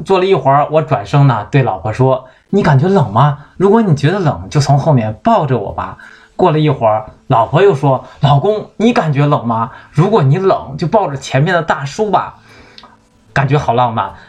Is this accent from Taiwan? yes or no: no; Shandong, China; 我是山东人